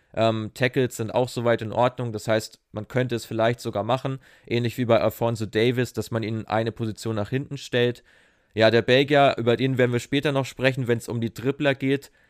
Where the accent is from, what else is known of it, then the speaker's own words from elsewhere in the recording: Germany; als Deutscher